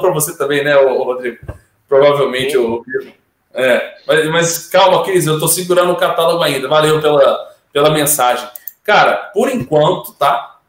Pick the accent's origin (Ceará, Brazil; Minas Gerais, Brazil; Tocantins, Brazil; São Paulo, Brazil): Minas Gerais, Brazil; eu sou mineiro, né? Mineiro desconfiado